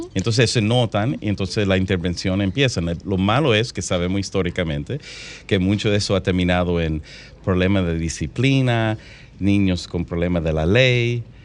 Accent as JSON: {"language": "Spanish", "town": "Santo Domingo", "country": "Dominican Republic", "tie": "born or raised there", "moved": "yes", "said": "yo me crié aquí en Santo Domingo"}